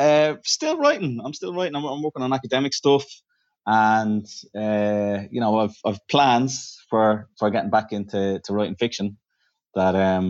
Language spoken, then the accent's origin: English; Dublin, Leinster, Ireland; born there; So I was born in Hollis Street, which we always associate with kind of the more posher people in Dublin.